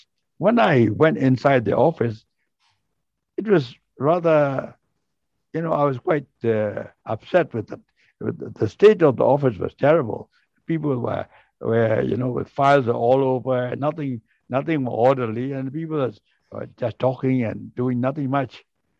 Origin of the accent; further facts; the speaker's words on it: Singapore; And I explained to her that I am from Singapore.